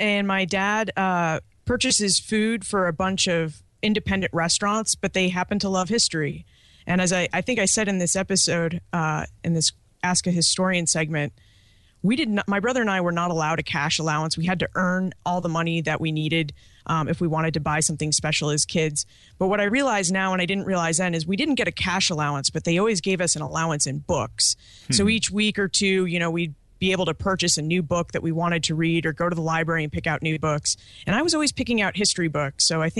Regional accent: New Hampshire, United States; also born or lived in Boston, Massachusetts; I grew up in New England, born in Boston, raised in New Hampshire

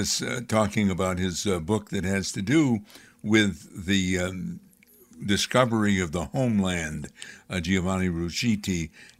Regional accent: Amsterdam, New York, United States; I'm not of Italian descent, but I'm from upstate New York, a part of the country where we have a number of Italian immigrants. And in my hometown of Amsterdam, we had two Italian sections

